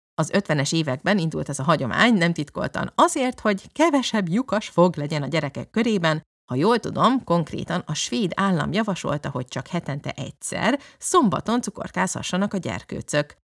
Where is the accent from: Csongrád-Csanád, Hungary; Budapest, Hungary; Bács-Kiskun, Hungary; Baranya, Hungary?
Budapest, Hungary; moved away as an adult; now in Lund, Sweden; budapesti gyerek vagyok